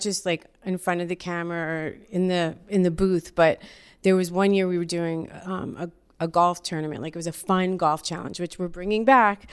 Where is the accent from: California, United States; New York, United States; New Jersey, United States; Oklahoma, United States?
New York, United States; Yonkers; I'm from Yonkers, New York, the Y O, Y O for life